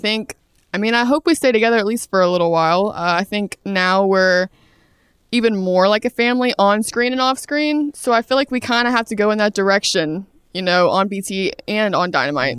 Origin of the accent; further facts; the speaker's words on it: Brunswick, Georgia, United States; moved away as an adult; also born or lived in Atlanta, Georgia; I'm from Brunswick, Georgia, South Georgia.